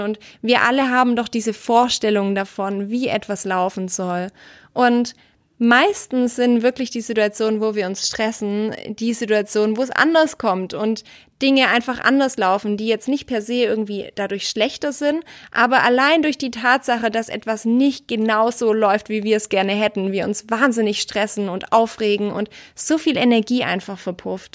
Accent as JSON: {"language": "German", "country": "Germany", "said": "als Deutscher"}